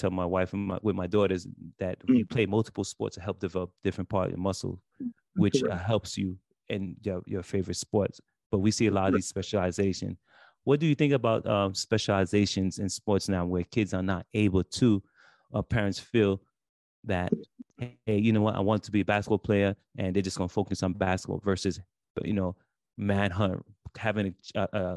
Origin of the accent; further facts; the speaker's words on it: New York City, New York, United States; I grew up in Brooklyn